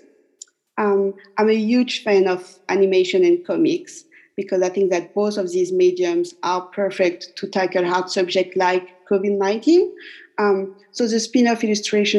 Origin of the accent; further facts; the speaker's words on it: Paris, Île-de-France, France; moved away as an adult; now in Auckland, New Zealand; I was born and raised in Paris